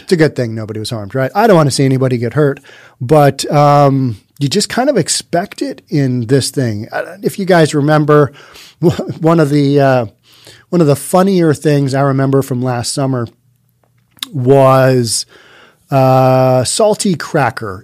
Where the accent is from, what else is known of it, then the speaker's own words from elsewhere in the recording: Bellevue, Washington, United States; my hometown of Bellevue